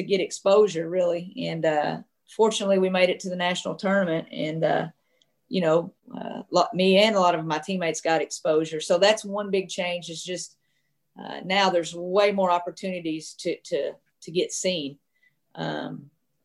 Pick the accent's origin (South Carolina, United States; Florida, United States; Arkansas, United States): Arkansas, United States; I grew up, you know, of course, in Arkansas